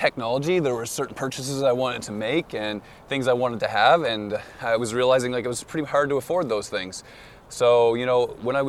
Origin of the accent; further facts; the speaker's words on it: Moncton, New Brunswick, Canada; I'm from the East Coast, Moncton, New Brunswick